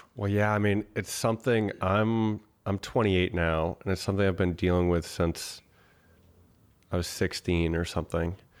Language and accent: English; Boston, Massachusetts, United States; moved away; also born or lived in Austin / Bali; I grew up in Boston